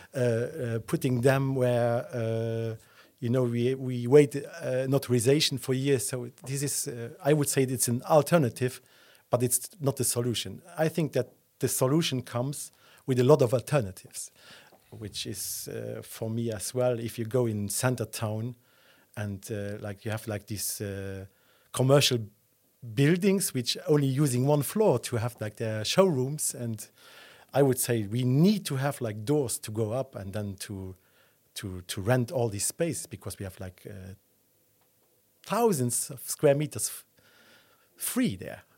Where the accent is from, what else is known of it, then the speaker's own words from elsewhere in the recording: Esch-sur-Alzette, Luxembourg; also born or lived in Dudelange; now in Luxembourg City, Luxembourg; I was born in Dudelange, and then I grew up in Escherichia Alzett, and then I moved, uh, to the city when I was, uh, twenty